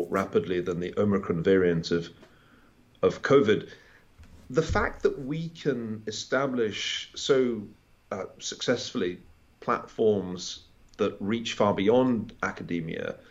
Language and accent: English; Glasgow, Scotland, United Kingdom; moved away; I grew up in Glasgow, where football is a religious activity.